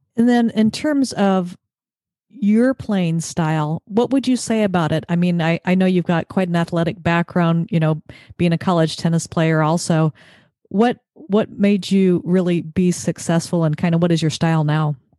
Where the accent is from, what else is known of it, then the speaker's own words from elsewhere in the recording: Mission Viejo, California, United States; Southern Orange County, Mission Viejo